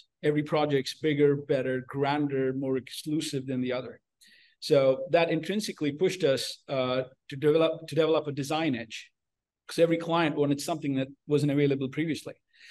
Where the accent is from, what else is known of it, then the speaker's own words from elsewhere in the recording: India; born there; also born or lived in United Arab Emirates / United States; So I was born in India, raised all over the place, went to school in Dubai and college in the States.